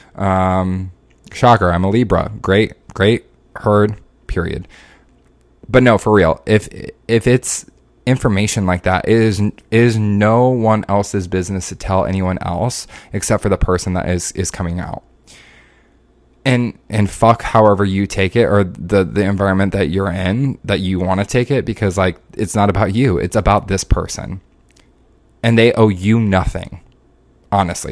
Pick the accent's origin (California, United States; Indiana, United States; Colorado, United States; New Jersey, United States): Indiana, United States; Indianapolis; moved away as an adult; also born or lived in Orlando; I grew up in, in Indianapolis, and then I went to school forty-five minutes away from where I grew up